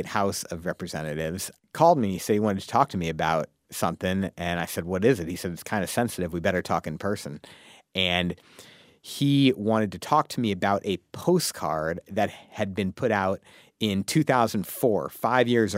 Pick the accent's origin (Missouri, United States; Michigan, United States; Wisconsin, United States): Missouri, United States; St. Louis; I'm from St. Louis.